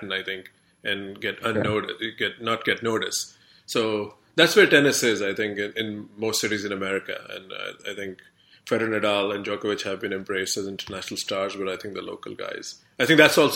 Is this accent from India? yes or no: yes; India; moved away; as an Indian, of course, I haven't lived in India for like, you know, 2 decades now